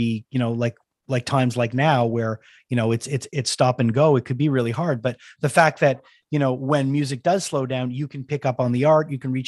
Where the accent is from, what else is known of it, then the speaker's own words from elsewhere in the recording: Montreal, Quebec, Canada; I'm from Montreal